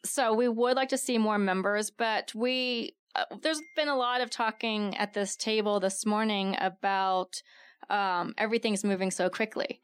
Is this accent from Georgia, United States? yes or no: no; Texas, United States; now in Tucson, United States; I'm from Texas, so my family comes out here during the summer to avoid the humidity